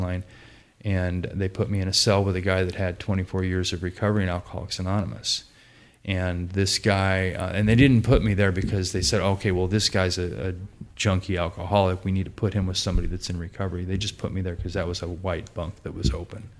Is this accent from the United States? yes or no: yes; Portland, United States; I grew up in Portland, pretty normal upbringing, upper middle class family.